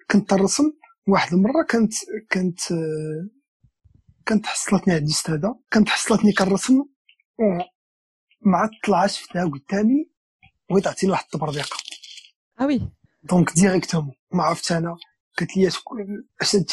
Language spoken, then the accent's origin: Arabic; Marrakesh, Marrakesh-Safi, Morocco; فاش كنت انا صغير كنت انا ولد مراكش ولد ولد المدينه القديمه قريت في واحد بريمير ابتدائيه سميتها ميمونه ام المؤمنين